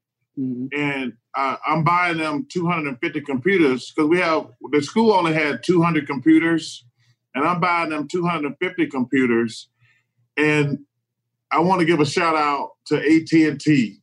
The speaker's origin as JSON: {"language": "English", "town": "Leeds", "region": "Alabama", "country": "United States", "tie": "born or raised there", "said": "I'm in a small town, and I can, and like, for my kids, and I look at everybody in Leeds as my kids, for my kids in my hometown"}